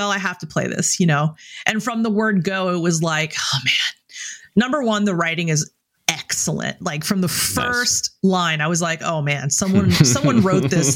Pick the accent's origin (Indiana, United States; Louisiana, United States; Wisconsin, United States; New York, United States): Louisiana, United States; New Orleans; moved away as an adult; I grew up in New Orleans and lived there until I was 27.